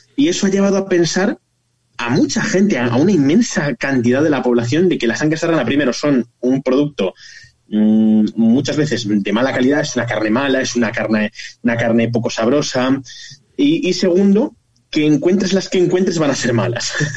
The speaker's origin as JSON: {"language": "Spanish", "town": "Zamora", "region": "Castile and León", "country": "Spain"}